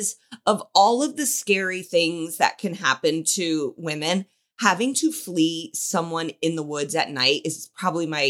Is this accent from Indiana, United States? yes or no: yes; Indianapolis, Indiana, United States; I'm from Indianapolis